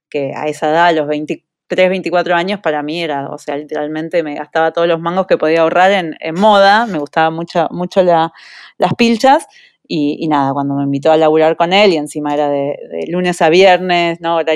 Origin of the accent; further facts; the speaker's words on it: Uruguay; moved away as an adult; now in United States; Yo me fui de Uruguay con 23 años, eh, en la época por lo menos en las que mis amigas seguían viviendo con sus padres hasta, hasta los 28, 30 años, eh, y, decidí probar suerte en Estados Unidos.